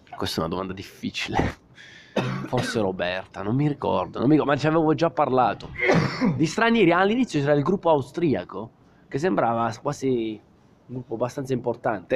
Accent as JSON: {"language": "Italian", "region": "Southern Italy", "country": "Italy", "moved": "as an adult", "said": "al mio paese, al sud Italia"}